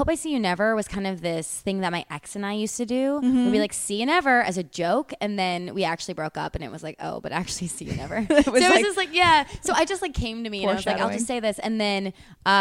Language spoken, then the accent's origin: English; Midwest, United States; I'm from the Midwest